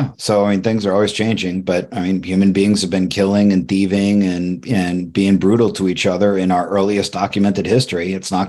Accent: Ireland; And I'm Irish, so I'm overly cynical and jaded

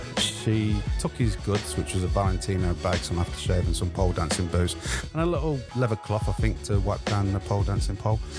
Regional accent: Grimsby, Yorkshire and the Humber, United Kingdom; born or raised there; moved away as an adult; now in London, United Kingdom

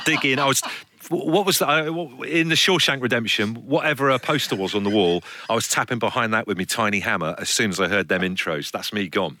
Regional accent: Brixham, South West England, United Kingdom; moved away; also born or lived in Liverpool; So my parents had an old people's home for my entire time growing up down in Brixham in Devon.

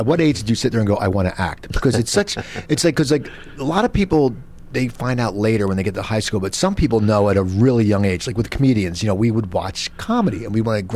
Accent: New Jersey, United States; now in Los Angeles, United States; growing up in New Jersey, and when I grew up in a real Jewish neighborhood.

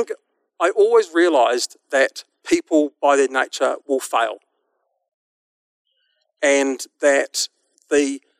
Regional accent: New Zealand; my funny accent tells you that I'm from a little country called New Zealand

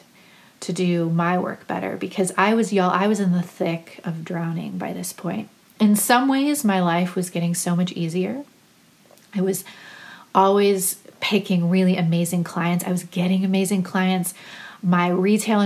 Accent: Cleveland, Ohio, United States; also born or lived in Akron, Ohio; I'm from Cleveland.

